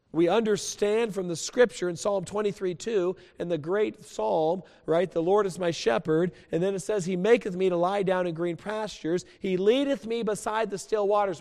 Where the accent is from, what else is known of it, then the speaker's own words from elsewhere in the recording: West Coast, United States; moved away; also born or lived in New Mexico; I grew up on the West Coast